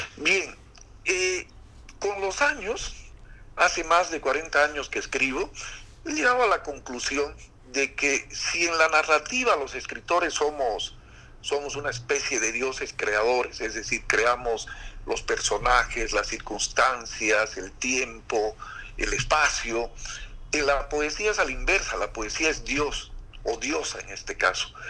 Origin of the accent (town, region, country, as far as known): La Paz, Bolivia; born or raised there; moved away as an adult; also born or lived in Santa Ana, Beni, Bolivia; now in Santa Cruz, Bolivia